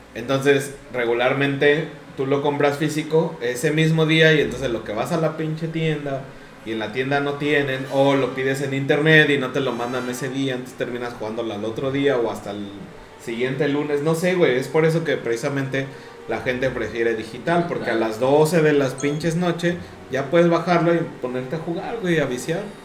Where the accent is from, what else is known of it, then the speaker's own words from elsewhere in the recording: Mexico; nosotros somos de México